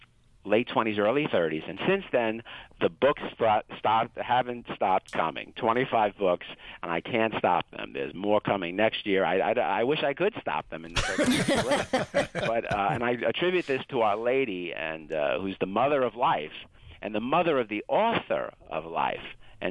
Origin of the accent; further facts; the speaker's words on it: Brooklyn, New York, United States; Well, I grew up in Brooklyn, New York, and there were no mountains there.